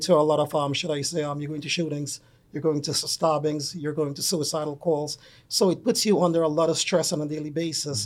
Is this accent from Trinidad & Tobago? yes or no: yes; Trinidad & Tobago; moved away; I'm originally from Trinidad and Tobago